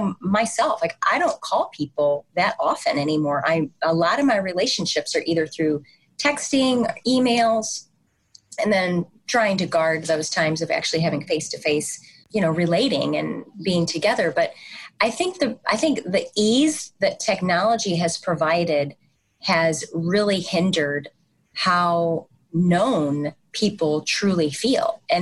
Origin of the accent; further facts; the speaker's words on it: St. Louis, Missouri, United States; moved away; also born or lived in East Coast; I'm a Midwesterner transplanted to the East Coast. I grew up in St. Louis, Missouri